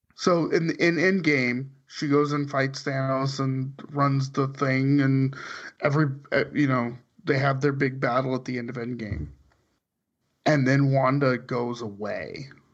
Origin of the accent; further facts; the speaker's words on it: suburb of Bakersfield, California, United States; the town I lived in, grew up in, was the suburb, suburb of Bakersfield